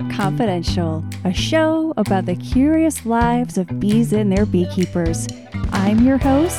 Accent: New Mexico, United States; New Mexico, the land of enchantment, which is also my home state.

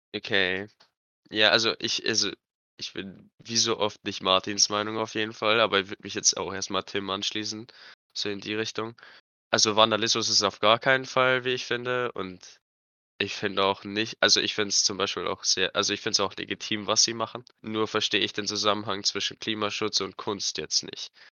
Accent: Germany; bei uns in Deutschland

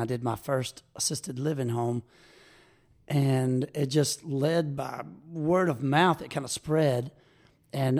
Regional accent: Baton Rouge, Louisiana, United States; moved away as an adult; now in Ocean Springs, United States; I'm from Baton Rouge, Louisiana, originally

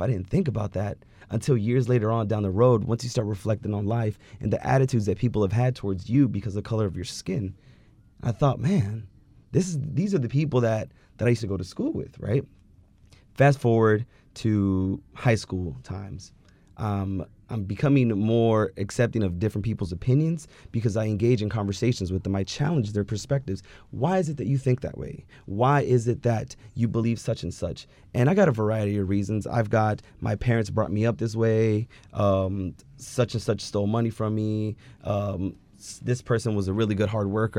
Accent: California, United States; born or raised there

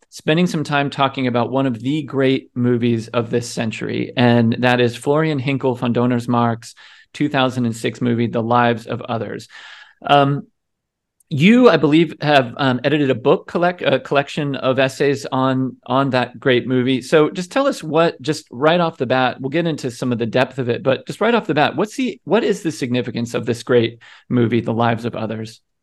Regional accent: United States; as an American

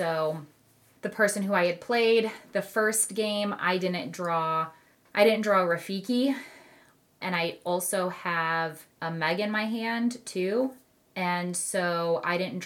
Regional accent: Midwest, United States; we're from the Midwest

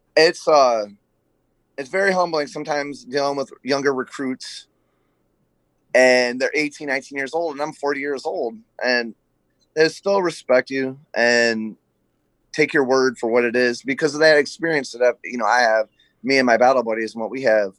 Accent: Flint, Michigan, United States; I was born in Flint, Michigan, the birthplace of General Motors.

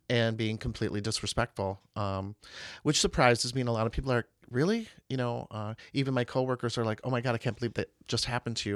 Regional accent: Marshfield, Wisconsin, United States; also born or lived in New York; I was raised in Marshfield. Uh, I went to high school there

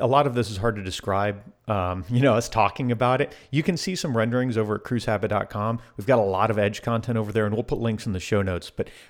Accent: Florida, United States; I grew up in South Florida.

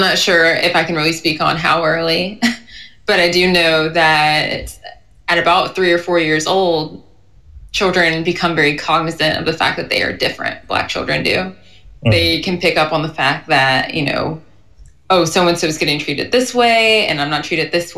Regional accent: the South, United States; I'm from the South. I'm from, like I said, a very white community.

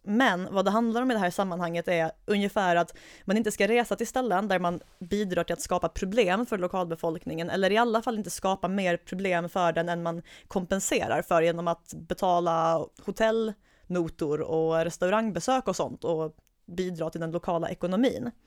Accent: Skåne, Sweden; moved away; tillbringa min semester hemma i Skåne

